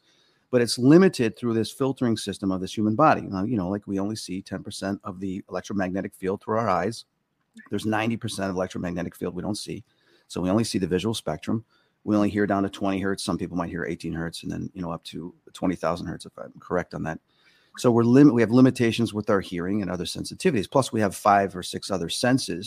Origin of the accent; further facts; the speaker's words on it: Hoffman Estates, Illinois, United States; also born or lived in Chicago, Illinois; growing up in Hoffman Estates in our house